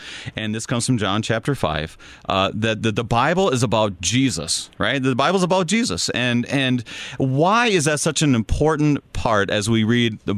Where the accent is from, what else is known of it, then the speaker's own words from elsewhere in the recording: Minnesota, United States; accent: Minnesotan; I'm a Minnesotan